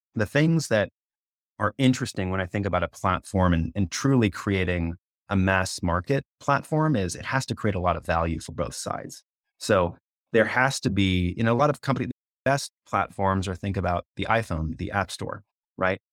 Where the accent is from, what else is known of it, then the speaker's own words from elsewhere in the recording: Canada; moved away as an adult; now in United States; I'm from Canada, I haven't been there in thirty years.